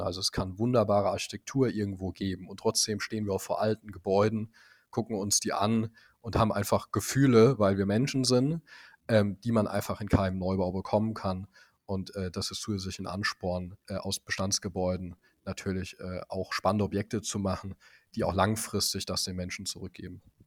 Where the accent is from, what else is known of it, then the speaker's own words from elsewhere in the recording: Speyer, Rhineland-Palatinate, Germany; now in Potsdam, Germany; ich komme eigentlich aus Speyer, einer kleinen pfälzischen, sehr historischen Stadt.